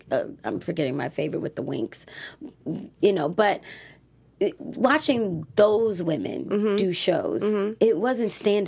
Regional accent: Baltimore, Maryland, United States; moved away as an adult; I'm thankful that I was born in Baltimore City and raised there because I don't fall for just any old thing.

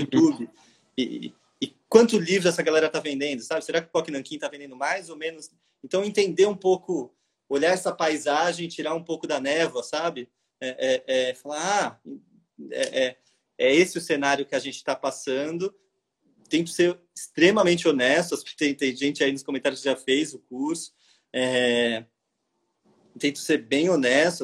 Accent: São Paulo, Brazil; now in Rio de Janeiro, Brazil; eu sou de São Paulo e vim morar no Rio

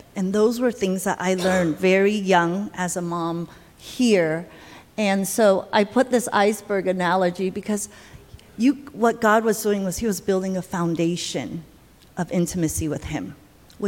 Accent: United States; moved away as an adult; now in Taiwan; I'm Taiwanese American. I was born in Taiwan, but I came to America when I was 7 or so. So 30 years in America

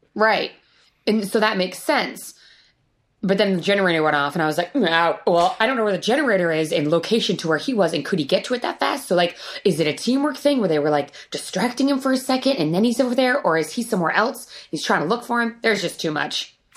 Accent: Rhode Island, United States; moved away; I grew up in Rhode Island, which isn't a super cold place

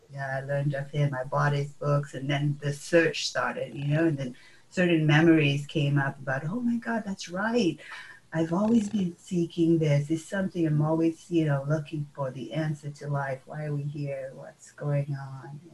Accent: Fiji; I was born in Fiji and um, born and raised

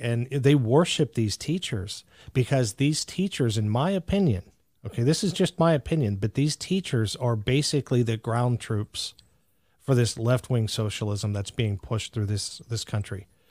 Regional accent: Greensburg, Pennsylvania, United States; there was a Hempfield High School not far from where I grew up in Pennsylvania

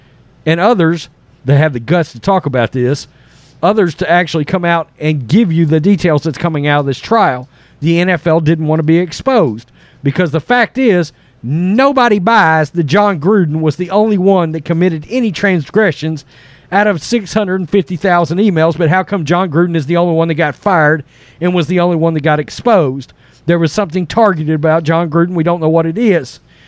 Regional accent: Florida, United States; I'm a child of the South. I was raised in Florida.

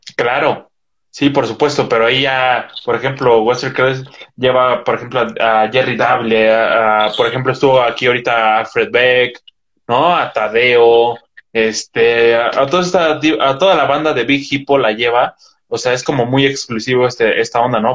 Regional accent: Metepec, State of Mexico, Mexico; yo soy de Metepec

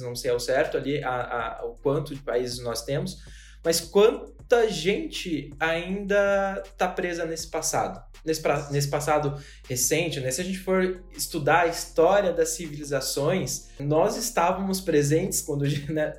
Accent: São Paulo, Brazil; sou paulistano

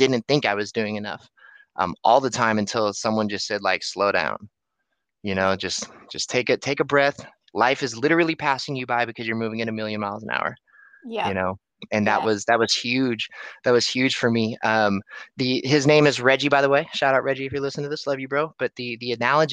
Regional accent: Antioch, California, United States; I'm from Antioch, California

